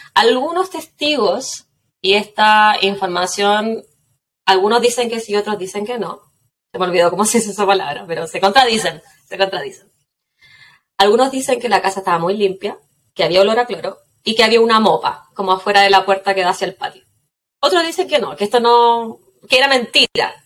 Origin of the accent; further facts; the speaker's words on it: Quillota, Valparaíso, Chile; Yo soy de Quillota, así que uno o tomaba o no hacía nada más